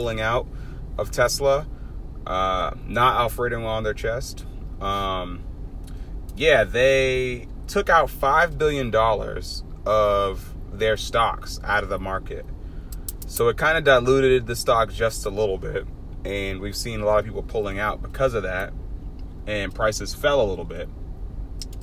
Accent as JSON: {"language": "English", "town": "Boston", "region": "Massachusetts", "country": "United States", "said": "I'm from Dorchester"}